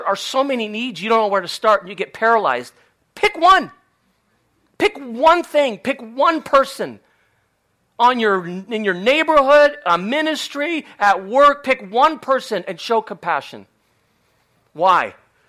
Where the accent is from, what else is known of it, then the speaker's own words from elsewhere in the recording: Spain; Many of you know I grew up in Spain. My parents are still there doing ministry.